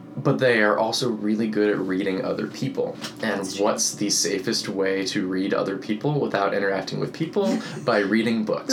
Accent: Boynton Beach, Florida, United States; moved away as an adult; also born or lived in Tallahassee, Florida; I grew up in Boynton Beach, Florida, which is about 50 miles north of Miami on the East Coast

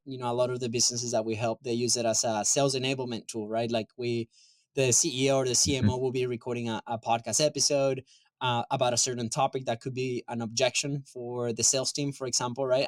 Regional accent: Venezuela; moved away; I'm from Venezuela originally

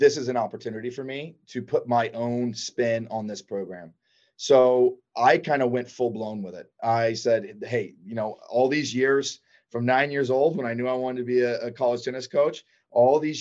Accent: Athens, Georgia, United States; I grew up in Athens, Georgia

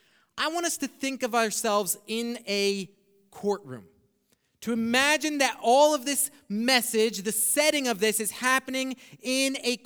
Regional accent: Brazil; English is a second language; now in United States; Now, when I came up from Brazil, some of the first times, and we didn't really have a TV in Brazil, but we had one here in the States

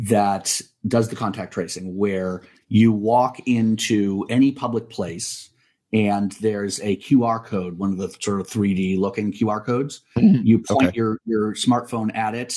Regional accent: United States; now in New Zealand; I'm an American chauvinist

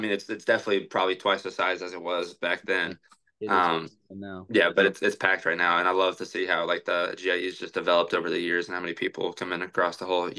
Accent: Louisville, Kentucky, United States; also born or lived in Oregon; No, we're from Louisville.

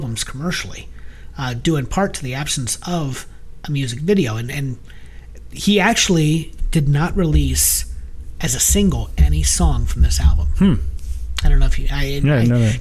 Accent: United States

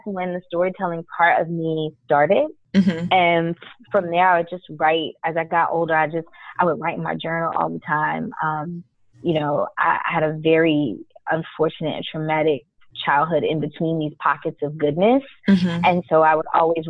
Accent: New York, United States; also born or lived in Guyana / Miami; I grew up in New York

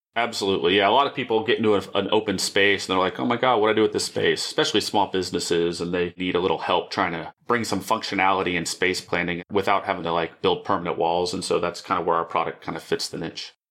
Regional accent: Dallas, Texas, United States; I grew up in a suburb of Dallas, Richardson Plano area. I wasn't born here, but my family landed here in the late seventies

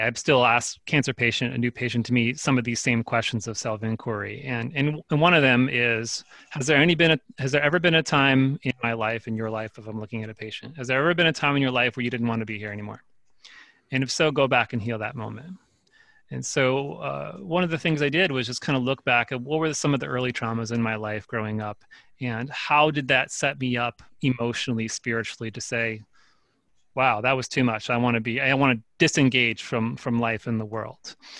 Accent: Northeast New Jersey, United States; I grew up in New, North New Jersey, Northeast New Jersey. I mean, pretty much outside of New York City within the suburban sprawl of that.

